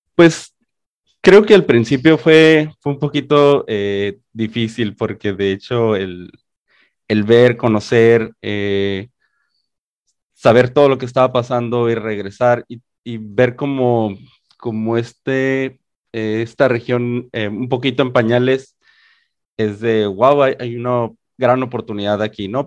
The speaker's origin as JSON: {"language": "Spanish", "town": "Mexicali", "region": "Baja California", "country": "Mexico", "moved": "as an adult", "said": "originalmente soy de acá, de Mexicali, Baja California"}